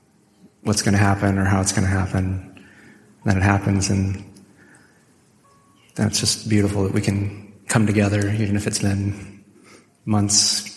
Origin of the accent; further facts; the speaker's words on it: California, United States; and I'm from California, but I'm not, you know, the Hollywood type.